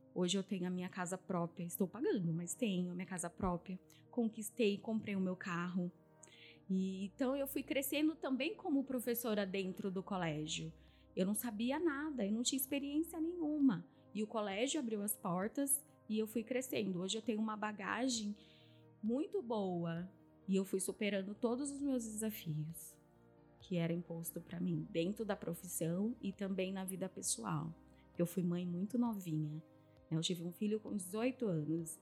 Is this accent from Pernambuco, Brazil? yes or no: no; Piracicaba, São Paulo, Brazil; Eu nasci em Piracicaba, a minha infância foi uma infância de muita privação